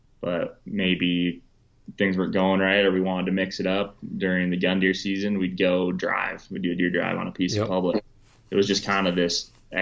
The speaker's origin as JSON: {"language": "English", "region": "Wisconsin", "country": "United States", "tie": "born or raised there", "said": "growing up in Wisconsin, I went to college in Wisconsin"}